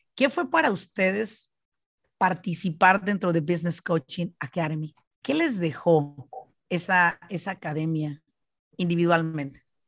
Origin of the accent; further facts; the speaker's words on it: Michoacán, Mexico; now in United States; yo soy de Michoacán